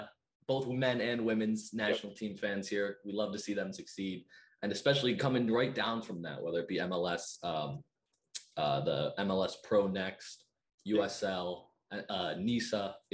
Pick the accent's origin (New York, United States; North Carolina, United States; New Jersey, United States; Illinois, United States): New York, United States; Rochester; I'm from Rochester, New York.